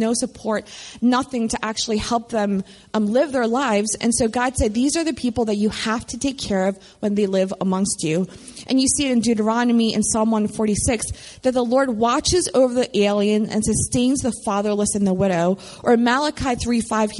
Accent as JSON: {"language": "English", "town": "Philadelphia", "region": "Pennsylvania", "country": "United States", "tie": "born or raised there", "moved": "as an adult", "lives_now": "Baltimore, United States", "said": "growing up in Philadelphia, one of the main things I held onto was my faith. And I went to college in Baltimore, and that's how I ended up here."}